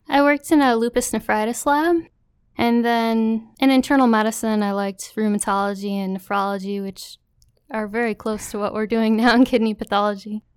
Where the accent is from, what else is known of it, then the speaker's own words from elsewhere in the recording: Waterloo, New York, United States; also born or lived in Syracuse, New York / Brockport, New York; I grew up in Waterloo, New York. It's in the central New York Finger Lakes region